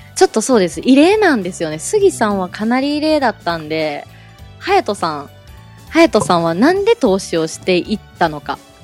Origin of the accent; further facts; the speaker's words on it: Osaka, Japan; 私はですね、大阪生まれ、大阪育ちなんですけども